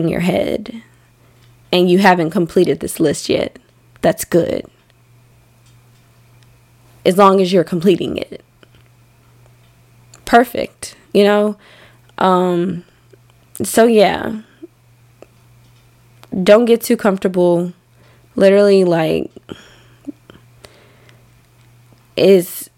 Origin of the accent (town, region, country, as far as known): Arkansas, United States; born or raised there; moved away